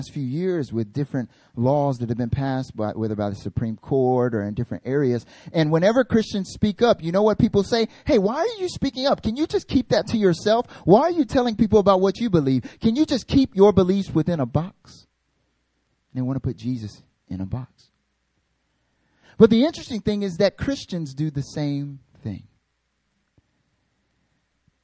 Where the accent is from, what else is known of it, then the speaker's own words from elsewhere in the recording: North Carolina, United States; I'm from North Carolina